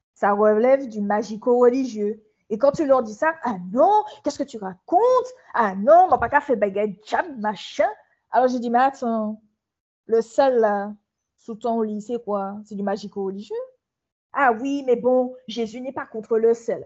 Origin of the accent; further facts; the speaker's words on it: Martinique; moved away; je suis une Martiniquaise qui vient de s'installer il y a à peu près trois mois sur son île